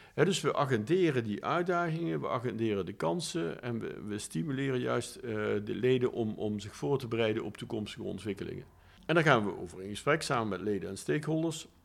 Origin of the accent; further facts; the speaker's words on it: Maastricht, Limburg, Netherlands; ik ben opgegroeid in Maastricht